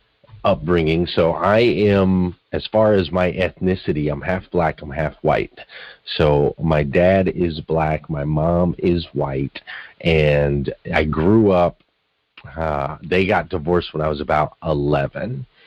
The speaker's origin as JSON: {"language": "English", "town": "Flagstaff", "region": "Arizona", "country": "United States", "tie": "born or raised there", "said": "I grew up in Flagstaff, Arizona, of all places, but the Grand Canyon was in my backyard there, fairly small, not super small, but fairly small city, about 150 miles north of Phoenix, Arizona. And yeah, so I grew up in a pretty cool place."}